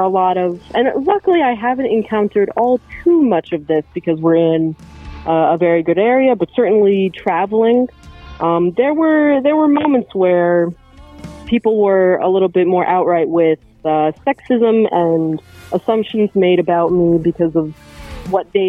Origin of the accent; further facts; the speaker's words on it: New Jersey, United States; our parents picked the same state to raise us all